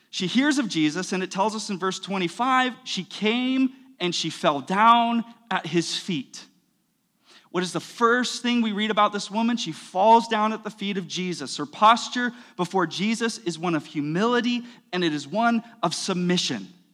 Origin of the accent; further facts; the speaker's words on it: United States; we're American